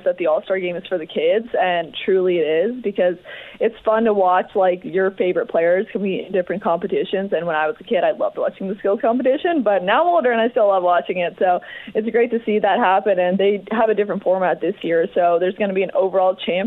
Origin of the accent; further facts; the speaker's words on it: Toronto, Ontario, Canada; moved away; I'm from Toronto, but it's nice to be back home in Canada